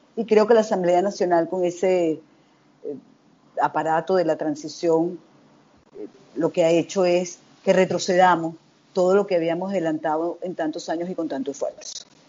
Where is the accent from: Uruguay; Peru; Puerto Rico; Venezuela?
Venezuela; como venezolana por estar tan pendiente del acontecer de mi país